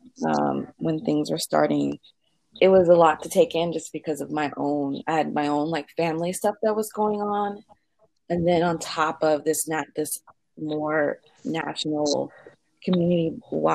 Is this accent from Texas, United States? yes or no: yes; Houston, Texas, United States; I'm Houston native, Houston, Texas native.